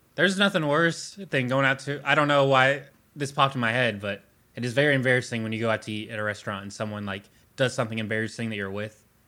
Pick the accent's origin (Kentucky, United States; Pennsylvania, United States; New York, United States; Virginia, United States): Kentucky, United States; Louisville; we're from Louisville.